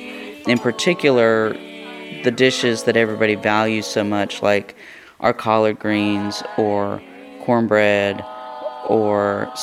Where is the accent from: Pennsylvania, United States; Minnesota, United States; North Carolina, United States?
North Carolina, United States; moved away as an adult; also born or lived in Northeast US; when I first moved to the Northeast, people didn't believe that I was Native because I was from North Carolina.